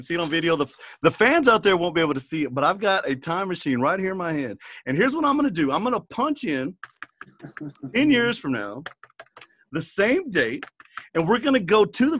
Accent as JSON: {"language": "English", "town": "Garden City", "region": "Texas", "country": "United States", "said": "I'm from Garden City, Texas"}